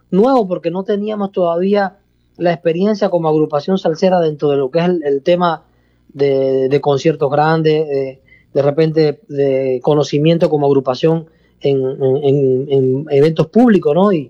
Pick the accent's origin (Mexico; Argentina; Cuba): Cuba; yo soy cubano, eh, pero yo soy de una provincia de Cuba donde en realidad el lenguaje no es muy, para, no es en nada parecido a como se habla en la parte oriental, en la parte, perdón, la parte de la capital